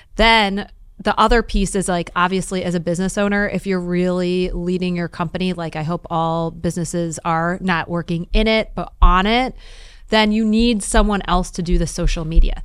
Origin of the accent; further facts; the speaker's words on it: Detroit, Michigan, United States; I'm from Detroit